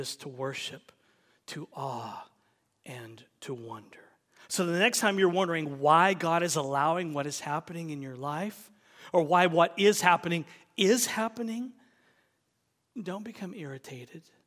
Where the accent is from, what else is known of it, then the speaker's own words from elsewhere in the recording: United States; we are American